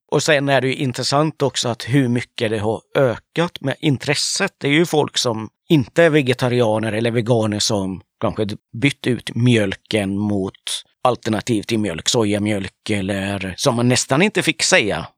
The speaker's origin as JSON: {"language": "Swedish", "country": "Sweden", "tie": "born or raised there", "said": "jag är ju uppväxt i Sverige"}